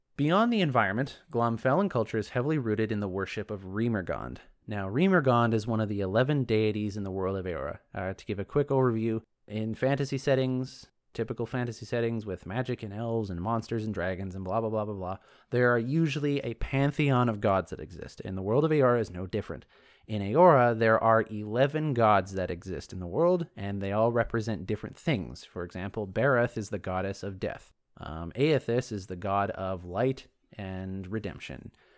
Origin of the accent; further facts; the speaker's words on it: Canada; I'm me from Canada